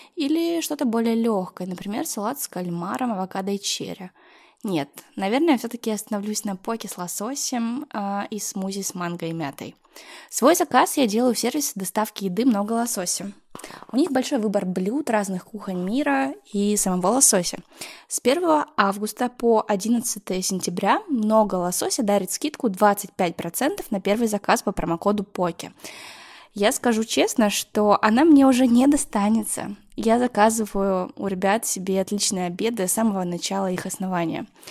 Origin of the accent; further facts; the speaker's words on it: Yekaterinburg, Sverdlovsk Oblast, Russia; also born or lived in Moscow / Netherlands; now in Saint Petersburg, Russia; Я родилась и выросла в Екатеринбурге, какое-то время жила в Москве, а еще был период, когда я училась в Голландии.